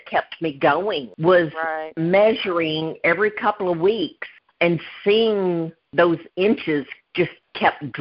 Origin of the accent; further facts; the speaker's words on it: the South, United States; accent: thick Southern; As you can tell, I am from the South. I have a very thick Southern accent.